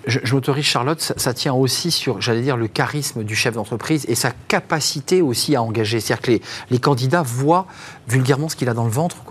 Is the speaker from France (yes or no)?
yes; France; chez nous en France